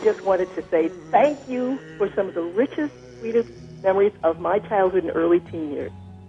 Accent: Evanston, Illinois, United States; I'm from Evanston, Illinois.

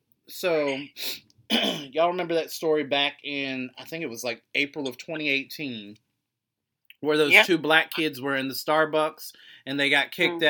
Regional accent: West Virginia, United States; I am from West Virginia

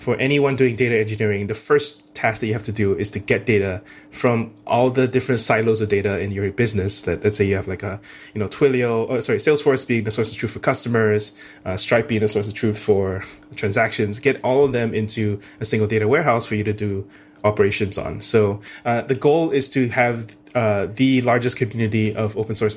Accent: Singapore; moved away as an adult; also born or lived in United States; born and raised in Singapore

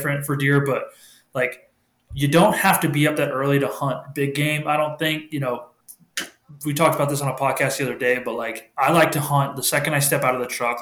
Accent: New England, United States; moved away; growing up in New England

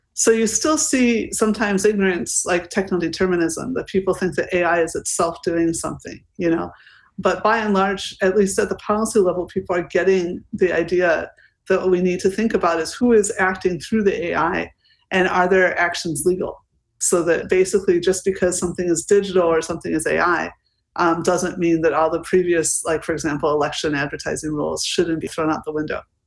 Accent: United States; now in Berlin, Germany; I also see this as an American citizen with also British citizenship, which I took in order to have E U citizenship, sitting in Berlin

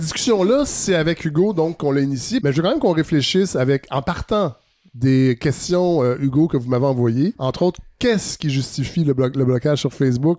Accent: Quebec, Canada; ce qu'on est devenu en tant que Québécois

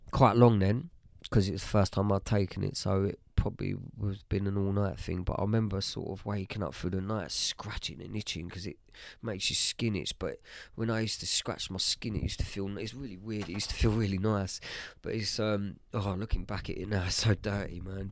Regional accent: Bishop's Stortford, East of England, United Kingdom; also born or lived in Harlow / Stansted Mountfitchet; I was born in Harlow, uh, lived in Harlow, um, till I was about seven. um, moved to Stansted Mount Fidget, which is just outside of Bishop's Stortford

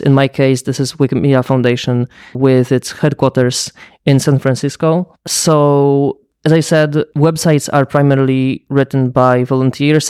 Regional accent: Lublin, Lublin Voivodeship, Poland; my hometown, Lublin, in Poland

